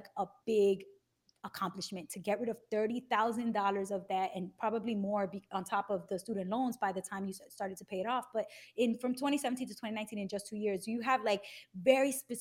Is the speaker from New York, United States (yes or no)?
yes; New York City, New York, United States; moved away as an adult; now in New Jersey, United States; I'm from Bushwick, and now I'm in Jersey